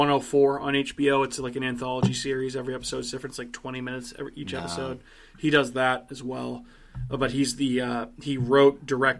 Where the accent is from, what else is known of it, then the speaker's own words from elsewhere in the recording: Massachusetts, United States; my home state of Massachusetts, our home state of Massachusetts.